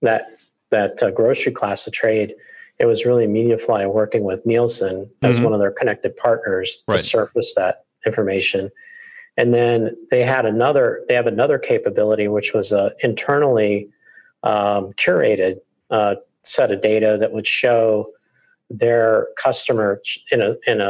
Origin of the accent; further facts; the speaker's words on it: Raleigh, North Carolina, United States; my hometown in Raleigh